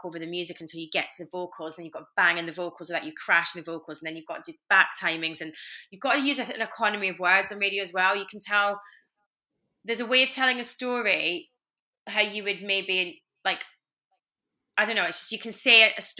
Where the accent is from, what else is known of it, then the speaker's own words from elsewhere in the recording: Glasgow, Scotland, United Kingdom; Glasgow crowd. It's my hometown